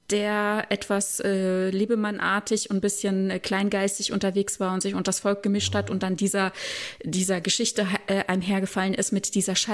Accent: Germany; dass ich mich falsch repräsentiert fühle als Deutsche.

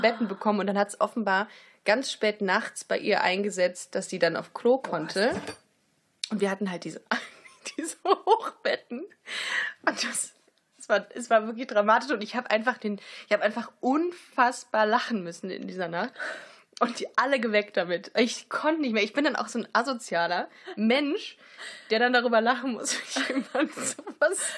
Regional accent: Germany; wir sind aus Deutschland

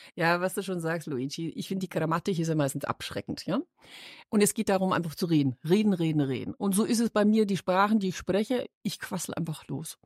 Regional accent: Munich, Bavaria, Germany; accent: Bavarian; moved away as an adult; now in Düsseldorf, Germany; ich bin stolz, gebürtige Münchnerin ja. zu sein

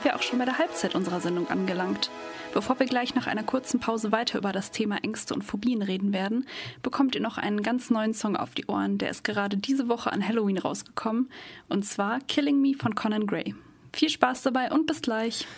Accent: Munich, Bavaria, Germany; now in Cologne, Germany; in meiner Heimatstadt München

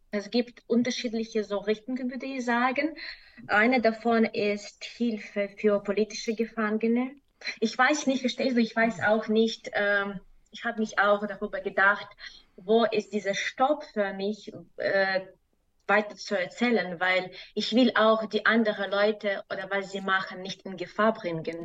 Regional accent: Belarus; German is a second language; now in Germany; ich komme aus Belarus

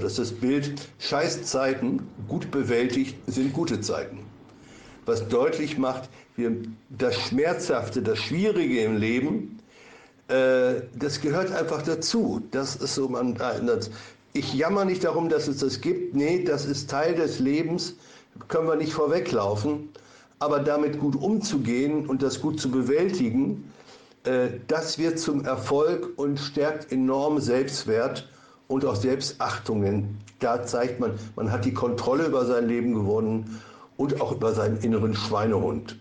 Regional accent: Lübbecke, North Rhine-Westphalia, Germany; moved away as an adult; now in Wusterwitz, Germany; musste ich meine Heimat in Ostwestfalen verlassen, in Lübbecke, und habe ein Wanderleben als Therapeut geführt

